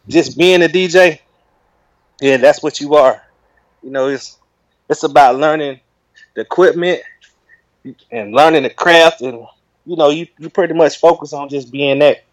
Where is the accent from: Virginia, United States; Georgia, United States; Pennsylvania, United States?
Georgia, United States; Rome; moved away as an adult; now in Atlanta, United States; I'm from Rome, Georgia originally, but I'm residing in Atlanta for like 20 years